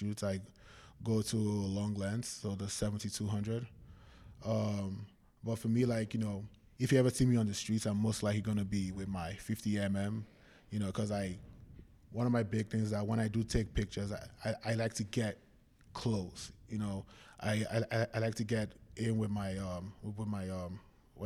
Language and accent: English; Nigeria; moved away as an adult; also born or lived in London / Kansas / California; now in United States; I was born in London, grew up in Nigeria